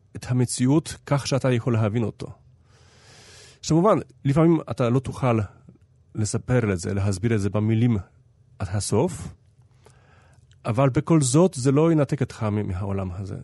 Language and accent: Hebrew; Haifa, Haifa District, Israel; העיר שלי, אני בא מחיפה